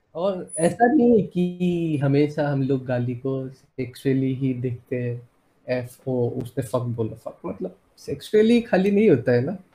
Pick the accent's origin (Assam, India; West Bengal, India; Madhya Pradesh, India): Assam, India; moved away as an adult; also born or lived in Odisha; मैं हूँ आसाम से